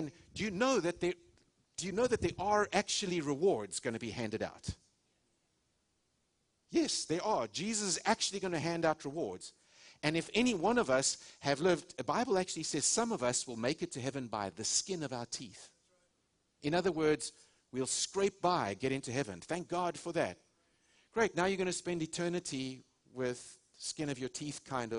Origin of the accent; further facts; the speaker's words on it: South Africa; moved away as an adult; now in United States; I was raised in South Africa. We're Americans now. We have had the privilege of living here almost 18 years in January